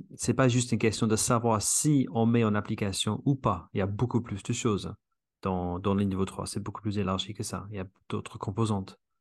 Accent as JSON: {"language": "French", "region": "England", "country": "United Kingdom", "second_language": "French", "moved": "yes", "said": "je suis anglais"}